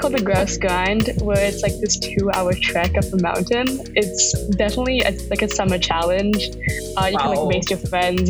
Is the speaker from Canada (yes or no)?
yes; Vancouver, British Columbia, Canada; So I was born and raised in Vancouver, BC. I call this place home just because it's such a big city, but also feels like a bit of a small town.